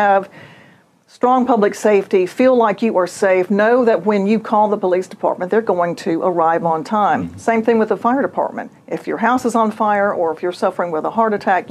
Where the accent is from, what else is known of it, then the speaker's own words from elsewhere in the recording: Fort Walton Beach, Florida, United States; moved away as an adult; now in Mobile, United States; I grew up in Fort Walton Beach, panhandle of Florida